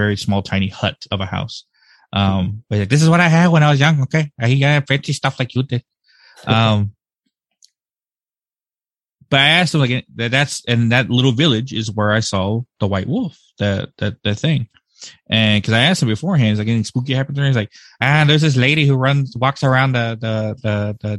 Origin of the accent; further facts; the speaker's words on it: Blanco, Texas, United States; accent: typical American; moved away as an adult; also born or lived in Birmingham, Alabama; now in North Carolina, United States; majority of my life I spent in Texas and in Blanco and stuff like that. I just moved recently here to North Carolina.